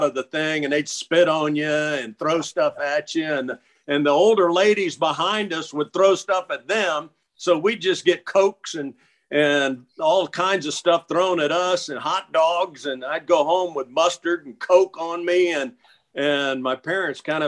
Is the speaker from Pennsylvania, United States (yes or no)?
no; Tampa, Florida, United States; I grew up on Davis Island